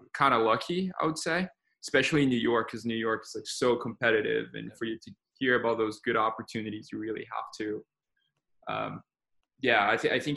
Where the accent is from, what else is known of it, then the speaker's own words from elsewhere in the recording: Brazil; moved away as an adult; now in United States; I was born and raised in Brazil